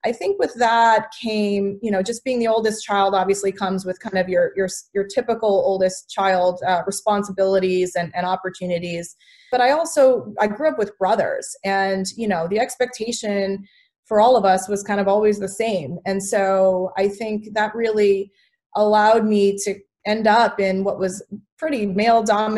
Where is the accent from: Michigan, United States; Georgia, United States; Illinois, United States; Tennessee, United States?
Illinois, United States; St. Charles; I grew up in the Midwest. I grew up in a small town with lots of cornfields called St. Charles, Illinois.